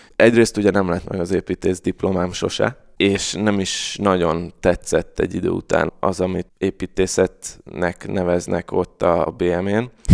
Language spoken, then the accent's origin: Hungarian; Budapest, Hungary; Káposztás megyeren nőttem föl egyébként, aki nem ismeri, ez Újpestnek az északi része, negyedik kerület